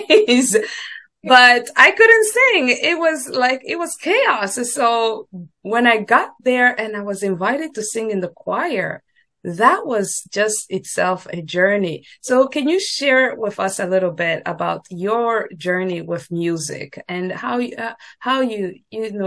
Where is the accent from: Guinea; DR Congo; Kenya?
DR Congo; moved away as an adult; now in United States; I grew up and I was born raised in the Congo, Democratic Republic of Congo, Central Africa